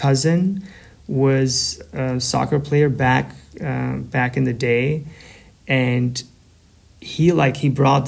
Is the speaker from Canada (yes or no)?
no; Kavajë, Tirana County, Albania; English is a second language; moved away as an adult; now in Brooklyn, United States; I was born in Albania, a town called Kavaje, which is about 40 kilometers, 45 kilometers from Tirana, the capital city.